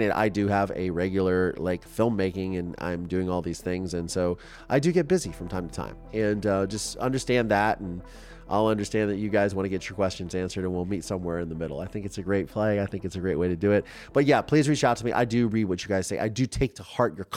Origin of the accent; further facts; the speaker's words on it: Mansfield, Ohio, United States; my hometown of Mansfield, Ohio